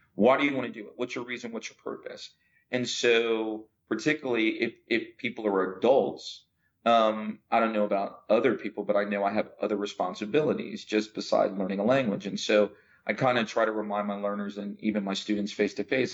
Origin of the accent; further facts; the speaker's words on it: New Jersey, United States; accent: American; first language English; moved away as an adult; also born or lived in Louisiana / Chicago; now in Saudi Arabia; I am from America. I was born in Louisiana and basically spent most of my life in uh, New Jersey, East Coast, before uh, my family moved to Chicago.